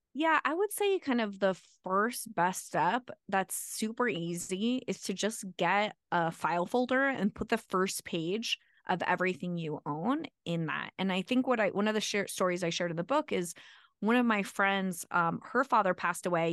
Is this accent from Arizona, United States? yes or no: yes; Arizona, United States; moved away as an adult; now in Colorado, United States; I'm from Arizona, so I went to Arizona State for engineering school